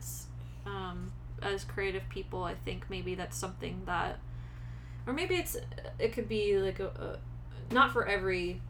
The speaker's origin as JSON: {"language": "English", "region": "East Coast", "country": "United States", "moved": "yes", "said": "I'm from the East Coast"}